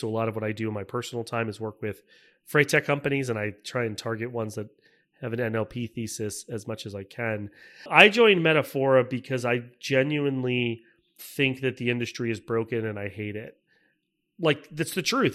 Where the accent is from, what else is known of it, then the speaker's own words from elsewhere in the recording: Tampa, Florida, United States; moved away as an adult; also born or lived in Michigan; I grew up in Tampa, Florida. I, uh, was born and raised